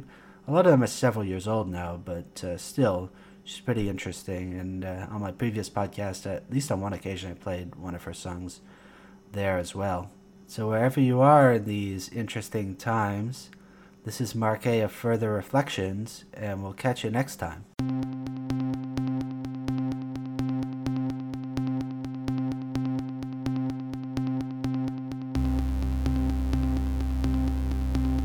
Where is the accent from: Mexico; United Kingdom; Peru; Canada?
Canada; moved away as an adult; also born or lived in Fuzhou, China / Guangzhou, China / Poland; suburban sprawl, as that's where I kind of grew up and was living in 2006, at least, in Canada